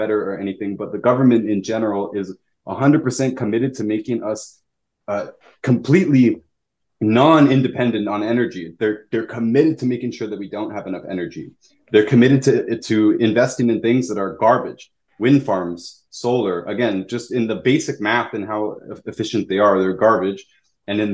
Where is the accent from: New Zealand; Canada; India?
Canada; Toronto, Ontario; also born or lived in Houston, Texas; I was in Toronto. I grew up in Toronto at that time.